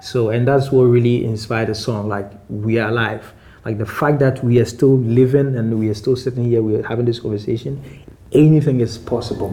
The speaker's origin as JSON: {"language": "English", "town": "Accra", "region": "Greater Accra", "country": "Ghana", "tie": "born or raised there", "also_born_or_lived": "eastern Ghana", "said": "I was born and raised in Accra."}